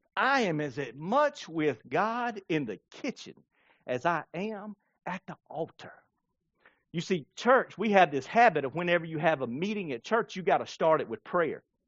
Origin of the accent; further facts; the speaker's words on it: Blackstock, South Carolina, United States; I grew up in Blackstock